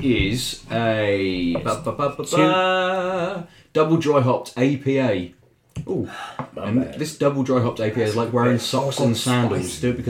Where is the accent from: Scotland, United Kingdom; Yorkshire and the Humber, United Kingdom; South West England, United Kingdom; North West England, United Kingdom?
South West England, United Kingdom; Weymouth; moved away; I'm from Weymouth originally, from Dorset.